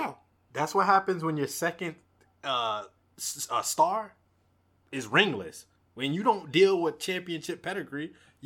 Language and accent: English; New York City, New York, United States; I was born in Brooklyn, number one. I'm not even from Manhattan